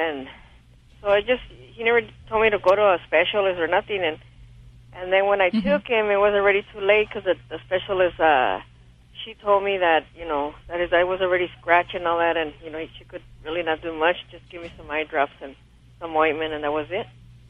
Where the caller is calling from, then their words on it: Montebello, California, United States; California, Montebello, California.